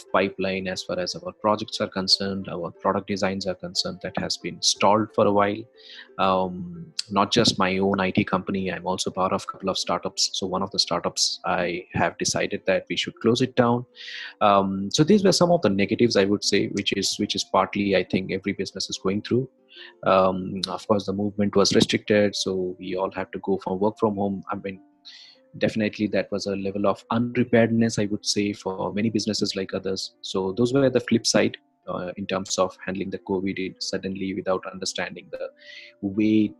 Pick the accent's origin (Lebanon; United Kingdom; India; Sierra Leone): India; I come from India